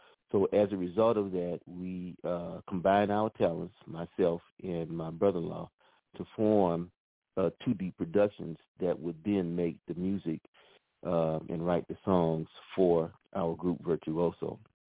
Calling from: Oklahoma, United States; Well, I'm calling from Oklahoma.

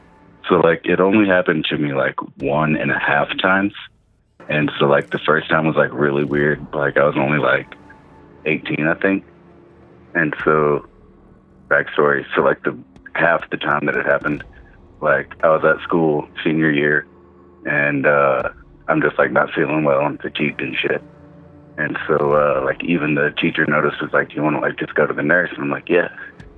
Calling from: Colorado, United States; calling from Colorado.

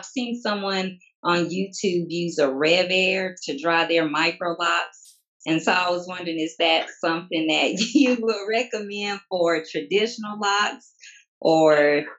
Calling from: Monroe, North Carolina, United States; Monroe, North Carolina.

